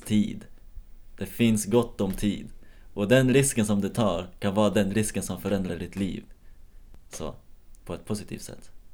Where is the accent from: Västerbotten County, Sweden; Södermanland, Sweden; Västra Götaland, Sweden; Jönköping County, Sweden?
Södermanland, Sweden; Nyköping; moved away; jag är uppvuxen i Nyköping